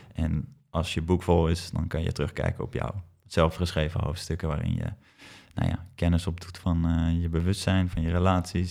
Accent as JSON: {"language": "Dutch", "town": "IJmuiden", "region": "North Holland", "country": "Netherlands", "tie": "born or raised there", "said": "waar ik ben opgegroeid in Amuiden"}